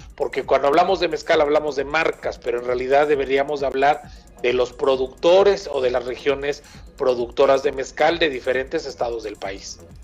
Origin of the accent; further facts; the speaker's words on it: Mexico; nos da un poco de identidad también como mexicanos